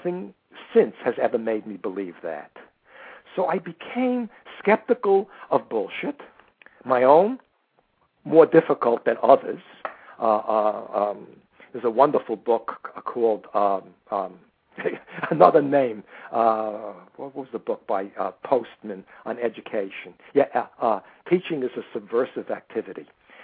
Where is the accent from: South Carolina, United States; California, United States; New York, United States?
New York, United States; New York City; I was born in the Bronx, and I grew up in the Bronx